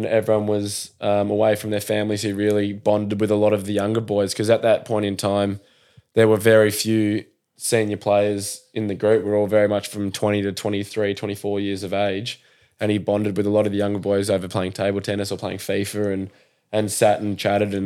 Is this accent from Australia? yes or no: yes; Portsea, Victoria, Australia; also born or lived in Blairgowrie; now in Sydney, Australia; where I'm from Portsea